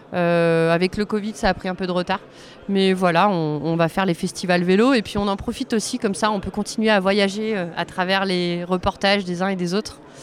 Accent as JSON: {"language": "French", "town": "Grenoble", "region": "Auvergne-Rhône-Alpes", "country": "France", "said": "je viens de Grenoble, c'est une ville euh, avec un maire écolo écologiste"}